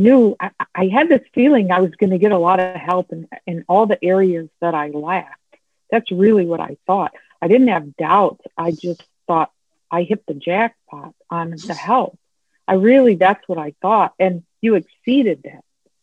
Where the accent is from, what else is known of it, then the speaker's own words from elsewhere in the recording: St. Charles, Illinois, United States; I am from St. Charles, Illinois in the U.S. So I'm west of Chicago.